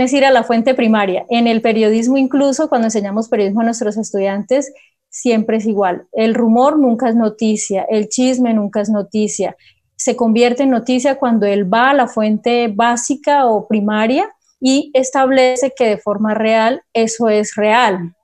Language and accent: Spanish; Cúcuta, Norte de Santander, Colombia; moved away as an adult; also born or lived in Pamplona; now in Bucaramanga, Colombia; Soy cucuteña, soy norte santanderiana